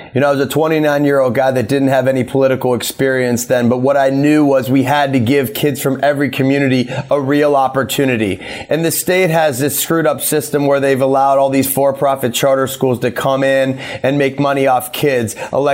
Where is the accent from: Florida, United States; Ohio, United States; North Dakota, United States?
Ohio, United States; Youngstown; I'm from the Youngstown area, which is Northeast Ohio. Some people refer to it as the Rust Belt. You know, I grew up in a place where, you know, steel was the king in the 50s, 60s, 70s, but I was born in 1979